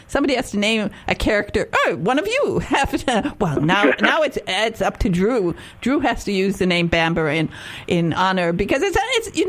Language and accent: English; United States; as an American